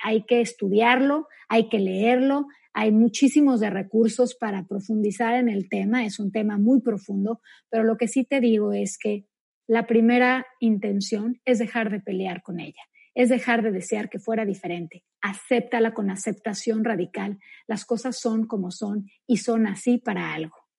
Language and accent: Spanish; Mexico; yo soy mexicana también como tú